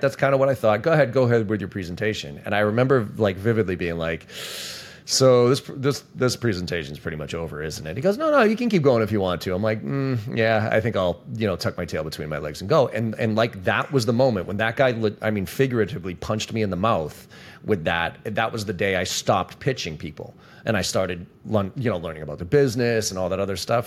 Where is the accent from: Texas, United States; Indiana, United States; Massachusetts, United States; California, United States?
Massachusetts, United States; Boston; I'm from Boston